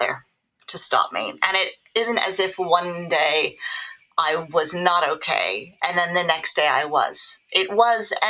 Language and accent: English; Los Angeles, California, United States; now in United Kingdom; I grew up in Los Angeles, which is a very image-focused society